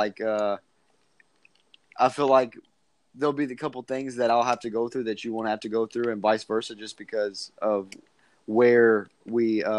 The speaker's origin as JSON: {"language": "English", "town": "Louisville", "region": "Kentucky", "country": "United States", "tie": "born or raised there", "said": "I live in Louisville, born and raised"}